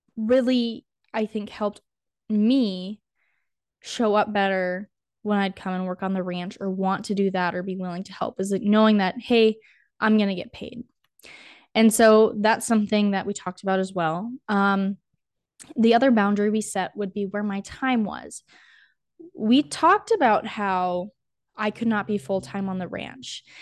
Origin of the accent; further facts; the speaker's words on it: North Dakota, United States; also born or lived in Lincoln, Nebraska; I grew up in North Dakota, born and raised